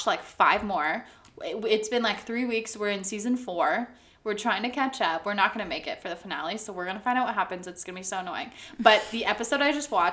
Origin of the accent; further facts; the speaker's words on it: California, United States; I'm from California